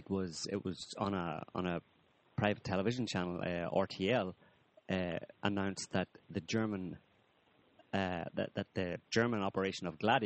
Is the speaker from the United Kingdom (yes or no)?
yes; Northern Ireland, United Kingdom; But it's interesting to me anyway, because I'm from Northern Ireland